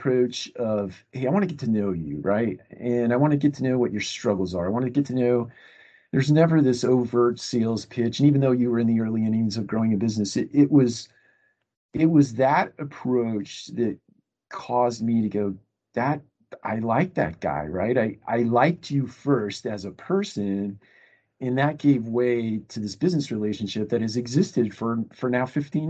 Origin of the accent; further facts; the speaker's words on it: Marion, Ohio, United States; also born or lived in St. Louis; now in Atlanta, United States; I'm actually from Ohio, Marion, little town, little tiny